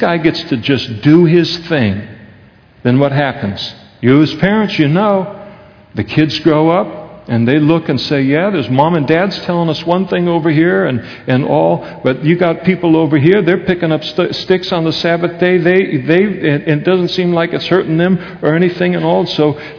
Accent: Napa, California, United States; The United States of America, where we grew up in Napa, California

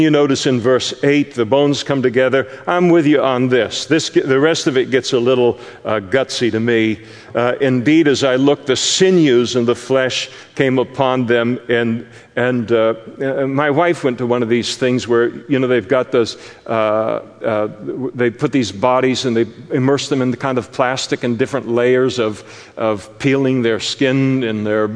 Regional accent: Scotland, United Kingdom

